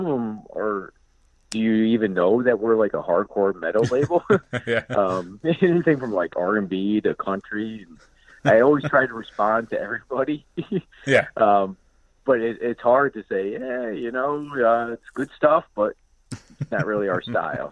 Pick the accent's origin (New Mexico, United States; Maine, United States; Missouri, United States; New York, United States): New York, United States; Albany; now in Queensbury, United States; I'm originally from Albany, and just over time, I've just gravitated more and more north